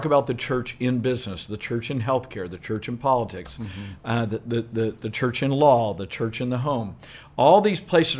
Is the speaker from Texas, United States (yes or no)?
yes; Southeast Texas, United States; I grew up in Southeast Texas